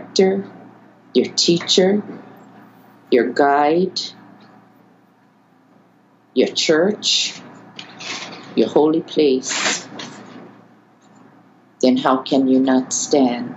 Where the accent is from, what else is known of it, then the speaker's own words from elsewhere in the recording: Waimea, Hawaii, United States; I know Mauna Kea intimately because I was raised on her slopes